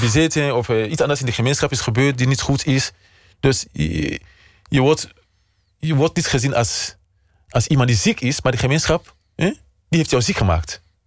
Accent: Sierra Leone; Dutch is a second language; moved away as an adult; now in Utrecht, Netherlands; Mijn vaderland is Nederland. En Sierra Leone blijft mijn moederland

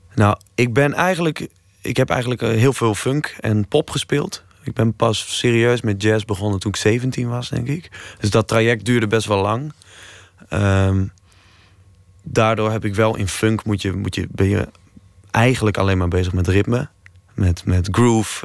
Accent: Leeuwarden, Friesland, Netherlands; ik kom uit Leeuwarden.

